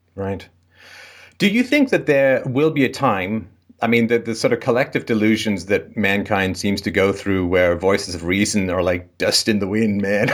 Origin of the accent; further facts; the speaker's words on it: England, United Kingdom; I grew up in England in the, I was born in the late sixties